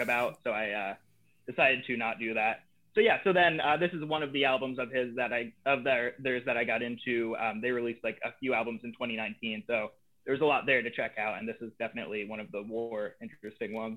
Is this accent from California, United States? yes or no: no; Eatonville, Washington, United States; also born or lived in Philadelphia area, Pennsylvania; moved from Pennsylvania to Washington in like fifth grade